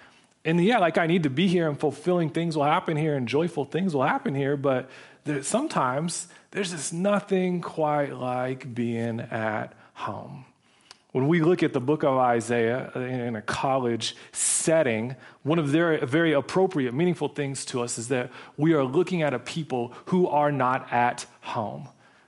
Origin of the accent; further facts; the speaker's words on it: Portland, Oregon, United States; moved away as an adult; So I grew up in Portland, Oregon. When I was 18, I went out and I went to college. I haven't lived back there full time since then.